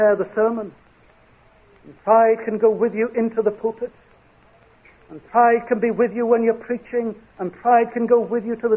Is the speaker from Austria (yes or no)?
no; United Kingdom; we are British